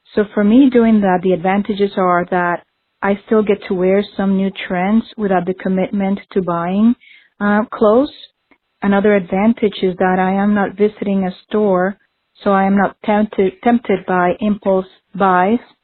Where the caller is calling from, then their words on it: Stamford, Connecticut, United States; I'm calling from Stamford, Connecticut